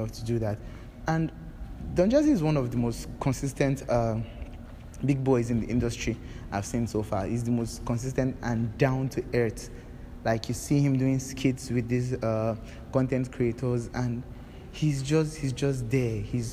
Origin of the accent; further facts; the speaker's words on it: Nigeria; I was actually a bit proud of being a Nigerian